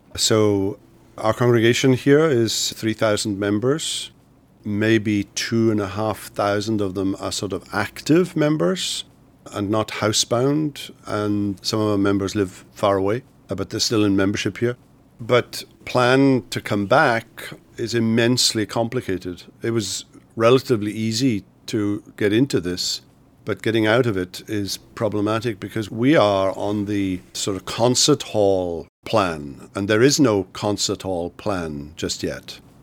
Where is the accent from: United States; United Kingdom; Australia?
United Kingdom; Wales; I grew up in Wales in the United Kingdom.